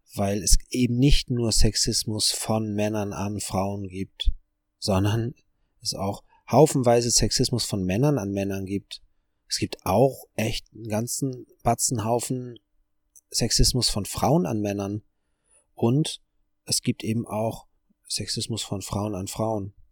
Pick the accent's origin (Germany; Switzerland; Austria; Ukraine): Germany; als Deutscher